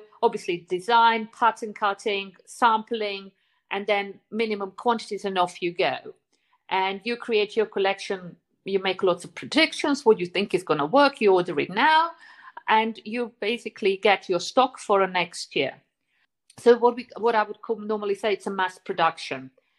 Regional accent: Zurich, Switzerland; probably come from the time for me as a teenager growing up in Zurich.

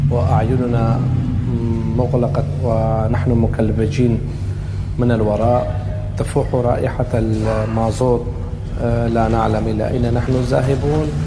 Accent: Syria; now in Germany; أعيش في نورد راين فيستيفالين منذ آه، خمس سنوات أنا ككردي ناشط تظاهرت آه، ضد نظام الأسد

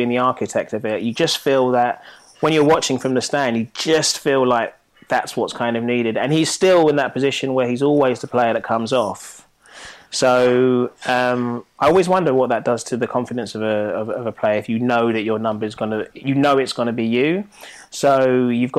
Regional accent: Nigeria; being Nigerian

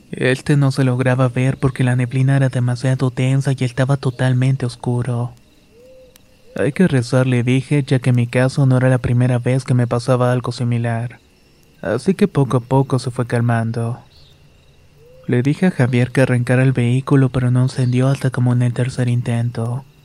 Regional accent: Comitán, Chiapas, Mexico; Soy originario de Comitán, Chiapas, y hace años trabajaba en la región selva en la localidad de Amparo Agua Tinta.

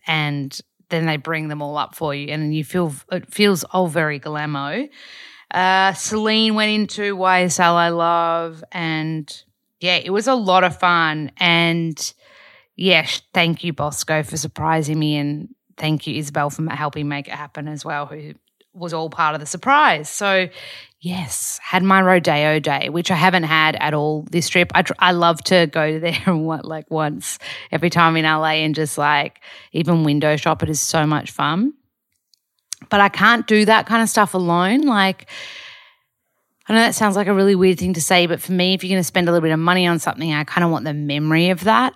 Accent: Australia; moved away as an adult; also born or lived in Byron Bay; now in Los Angeles, United States; I'm the only Aussie in the class

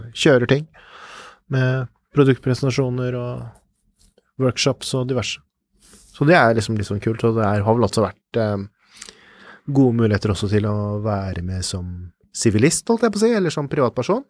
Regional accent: Fredrikstad, Østfold, Norway; min hjemby Fredrikstad

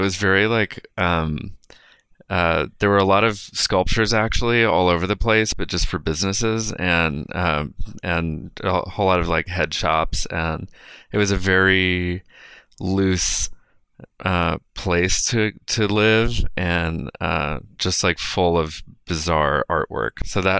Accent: Austin, Texas, United States; now in Los Angeles, United States; Also, growing up in Austin

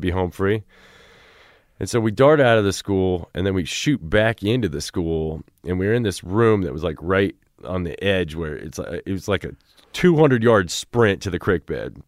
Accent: Cedar Rapids, Iowa, United States; I grew up in Cedar Rapids

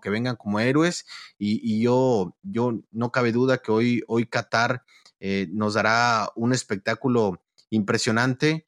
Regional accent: Mexico; los mexicanos somos, como decimos, mitoteros

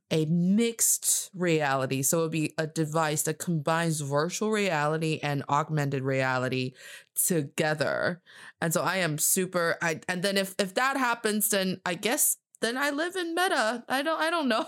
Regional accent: China; I am from China, and I am talking to you from Beijing, China

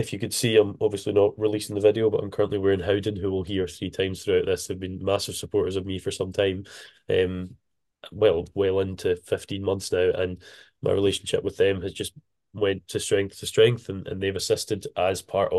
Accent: Isle of Arran, Scotland, United Kingdom; I'm from the Isle of Arran, the one that's famous for whiskey and tourism, not jumpers.

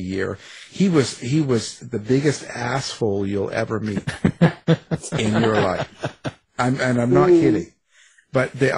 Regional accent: Canada; I'm a Canuck, too

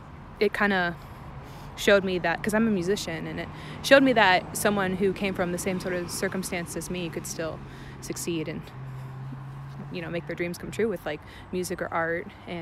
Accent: Orlando, Florida, United States; I'm from Orlando

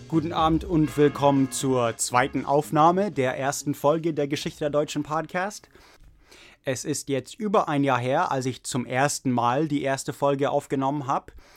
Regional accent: Oregon, United States; German is a second language; moved away as an adult; also born or lived in Prague, Czech Republic; now in Santa Clara, United States; ich komme aus Oregon, USA

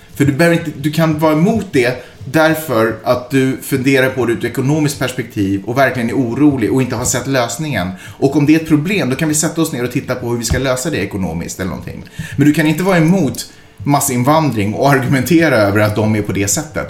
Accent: Sweden; jag är svensk

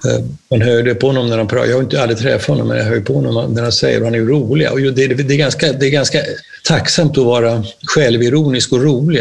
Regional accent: Närke, Örebro County, Sweden

